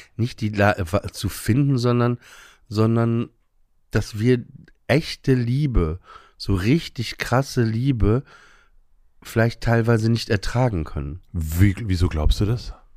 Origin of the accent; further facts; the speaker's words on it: Papenburg, Lower Saxony, Germany; Ich bin auf dem Land groß geworden, Papenburg im Emsland